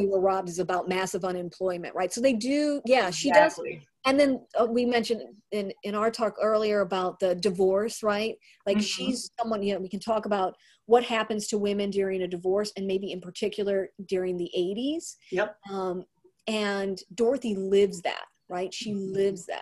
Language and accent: English; St. Louis, Missouri, United States; I'm from St. Louis